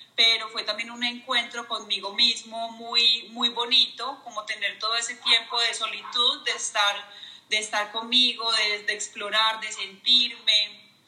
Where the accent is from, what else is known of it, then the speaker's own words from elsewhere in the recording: Medellín, Antioquia, Colombia; Estoy en Colombia, en Medellín, mi ciudad de toda la vida